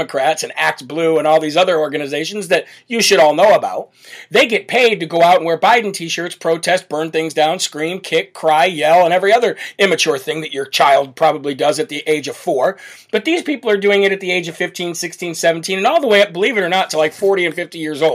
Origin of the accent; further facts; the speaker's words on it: Illinois, United States; I'm come from Illinois, Chicago Bears